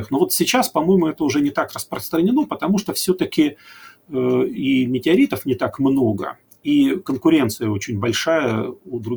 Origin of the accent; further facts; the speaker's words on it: Chelyabinsk, Chelyabinsk Oblast, Russia; Но уж после 15 февраля я из Челябинска.